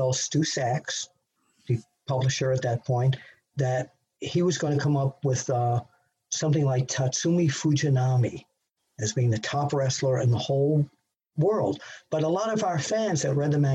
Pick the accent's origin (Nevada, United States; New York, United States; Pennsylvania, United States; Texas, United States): New York, United States; This is my hometown, New York